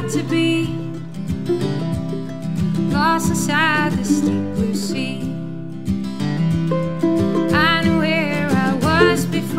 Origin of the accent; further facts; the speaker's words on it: Wisconsin, United States; we're from Wisconsin